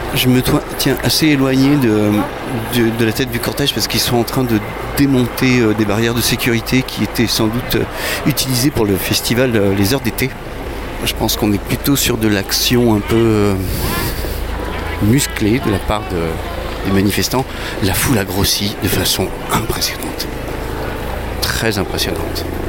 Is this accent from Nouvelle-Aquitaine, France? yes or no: no; Nantes, Pays de la Loire, France; je suis nantais